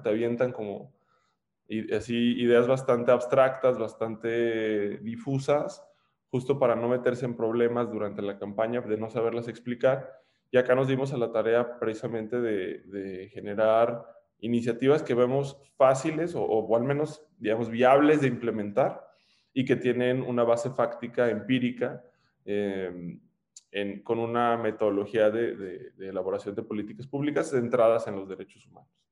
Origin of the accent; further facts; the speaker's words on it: León, Guanajuato, Mexico; also born or lived in Monterrey, Nuevo León / Torreón / United States; Nací en Monterrey, Nuevo León